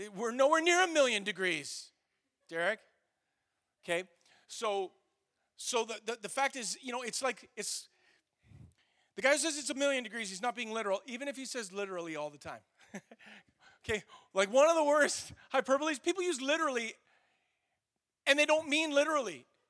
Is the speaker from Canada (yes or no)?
yes; Canada; we're Canadian